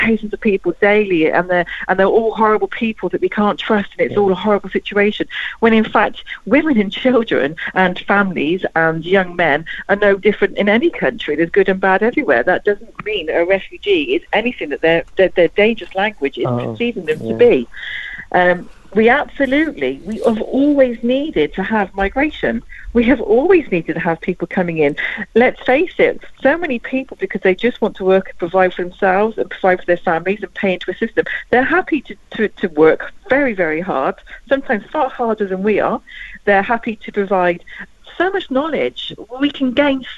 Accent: England, United Kingdom; moved away as an adult; now in France; I'm English, yeah, living in France

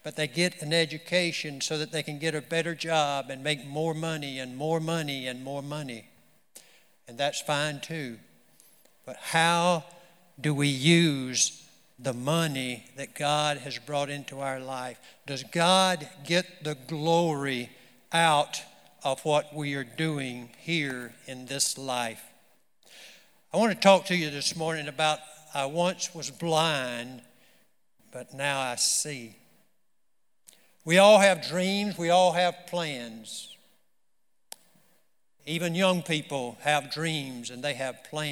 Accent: the South, United States; I'm a Southerner, so it would have to be in the South somewhere.

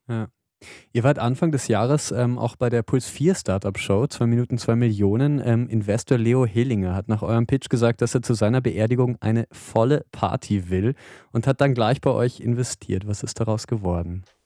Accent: Vienna, Austria; Als Wiener

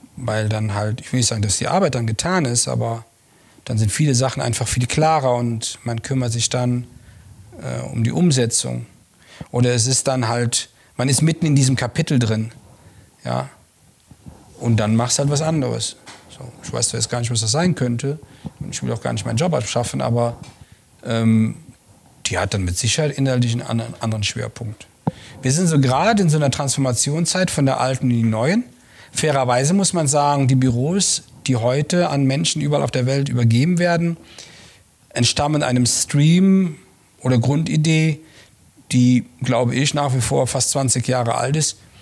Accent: Langerwehe, North Rhine-Westphalia, Germany; moved away as an adult; also born or lived in Munich; now in Regensburg, Germany; ich bin ja in Langerwehe groß geworden, äh, zwischen Köln und Aachen

